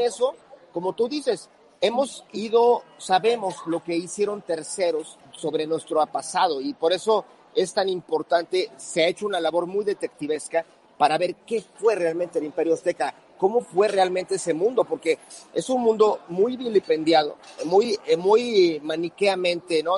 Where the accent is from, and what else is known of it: Mexico